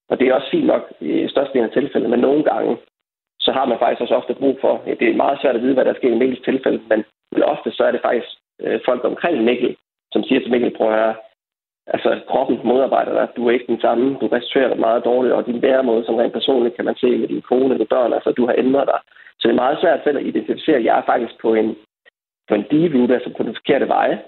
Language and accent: Danish; Denmark; som danskere i vores samfund